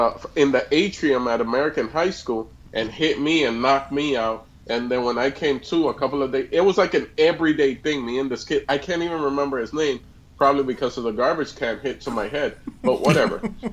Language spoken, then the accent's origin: English; Dominican Republic; also born or lived in Puerto Rico; stand-up comedian, originally from Dominican Republic, born DR. In Puerto Rico. Yeah, but I was born in Puerto Rico. My mom used to work there.